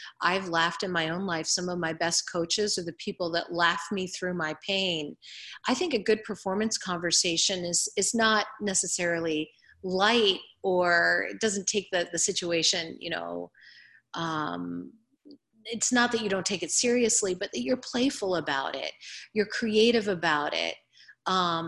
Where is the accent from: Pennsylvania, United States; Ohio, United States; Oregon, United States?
Ohio, United States; I'm from Ohio